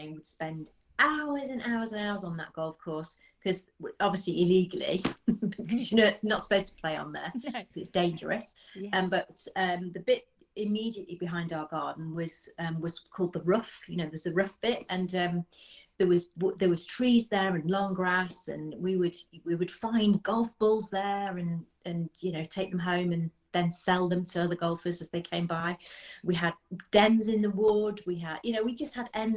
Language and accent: English; Birmingham, West Midlands, United Kingdom; now in Nottinghamshire, United Kingdom; I grew up in Birmingham, actually, in the south side of Birmingham.